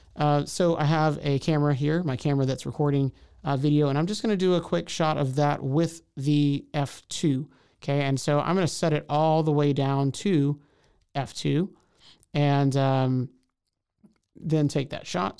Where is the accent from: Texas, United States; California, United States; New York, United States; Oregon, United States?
Texas, United States; Houston; moved away as an adult; now in Waco, United States; I'm from Houston, came to Waco to go to Baylor University